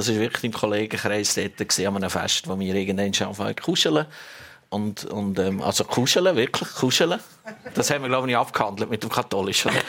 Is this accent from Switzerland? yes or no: yes; Hasli, Switzerland; Also wir kommen beide aus Hasli wirklich nach. Wir sind sogar miteinander in die Schule gegangen.